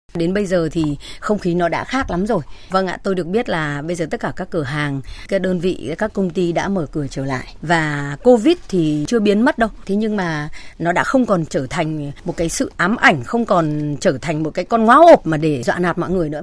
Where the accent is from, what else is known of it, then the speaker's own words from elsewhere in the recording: Hanoi, Vietnam; công dân Hà Nội đã bay vào